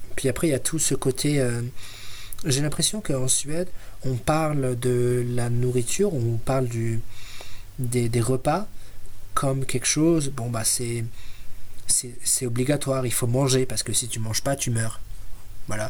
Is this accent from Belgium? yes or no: no; France; now in Sweden; je suis français